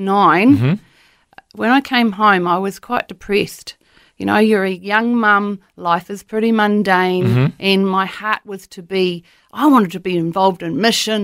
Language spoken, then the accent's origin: English; Papua New Guinea; born there; Well, Matt, I was born in Papua New Guinea. My parents were missionaries there for 15 years in the top of Papua New Guinea there.